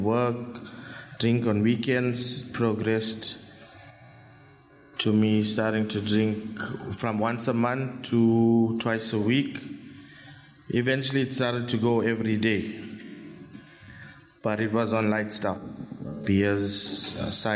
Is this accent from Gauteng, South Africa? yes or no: no; Phoenix, KwaZulu-Natal, South Africa; I grew up in Phoenix with a mom, my mom, my dad, sister